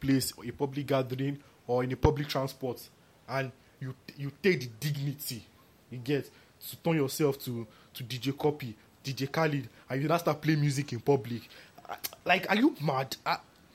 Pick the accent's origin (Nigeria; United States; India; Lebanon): Nigeria; I'm proud to be a Nigerian